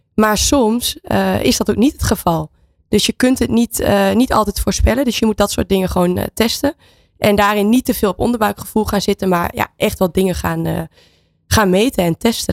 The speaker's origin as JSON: {"language": "Dutch", "country": "Netherlands", "moved": "yes", "lives_now": "Spain"}